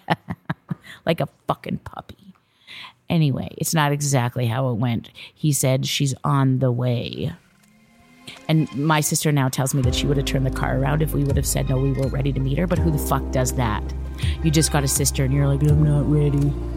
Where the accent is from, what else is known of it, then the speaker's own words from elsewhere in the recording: Viking, Alberta, Canada; Viking, Alberta, Canada. And this is the little small farming town that I grew up